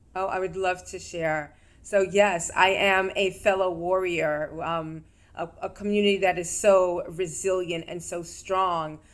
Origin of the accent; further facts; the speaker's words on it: New York, United States; in the state that I grew up in, and I'm from New York.